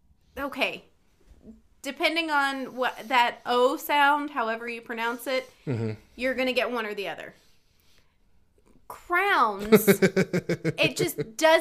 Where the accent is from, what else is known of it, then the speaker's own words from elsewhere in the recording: Eastern North Carolina, United States; I am from Eastern North Carolina, home of the Hicks.